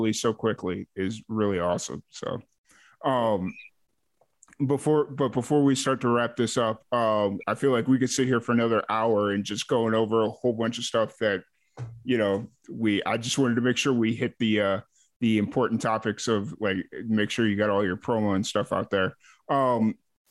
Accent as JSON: {"language": "English", "town": "Chicago", "region": "Illinois", "country": "United States", "tie": "born or raised there", "also_born_or_lived": "Lansing, Illinois", "moved": "yes", "lives_now": "Texas, United States", "said": "I grew up in Chicago"}